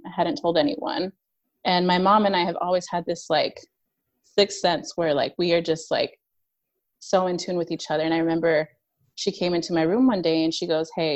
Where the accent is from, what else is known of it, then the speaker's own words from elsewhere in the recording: Utah, United States; I grew up Mormon in Utah